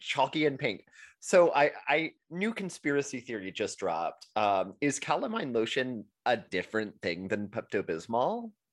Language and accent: English; Texas, United States; as a Texan